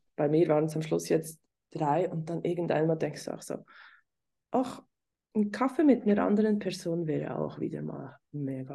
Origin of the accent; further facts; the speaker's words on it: Switzerland; hier bei uns in der Schweiz